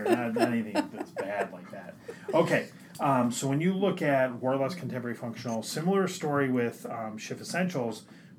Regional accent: Midwest, United States; We're from the Midwest.

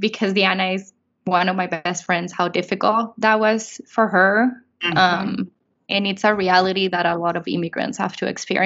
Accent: Venezuela; moved away; I'm from Venezuela

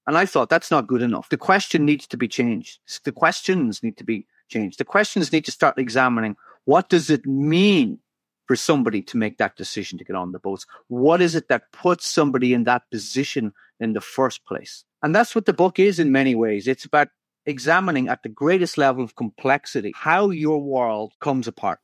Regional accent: Ireland; when I travel, I'm told I'm an Irish writer

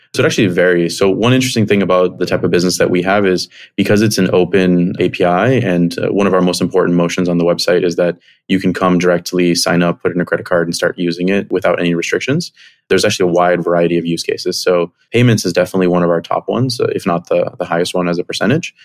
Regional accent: Miami, Florida, United States; moved away as an adult; also born or lived in Chicago; I grew up in Miami, came to Chicago for college

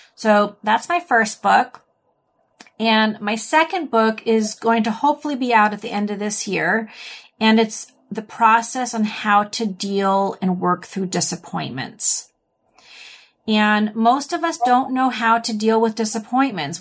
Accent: United States; accent: American English; I'm American, or I speak Im, Eng, American English.

